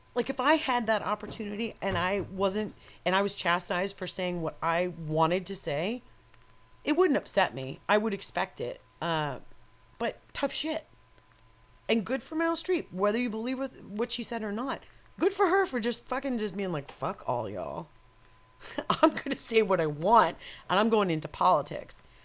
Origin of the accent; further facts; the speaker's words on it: New York, United States; accent: New York; moved away; Maybe it was the area I was brought up in when I was growing up in New York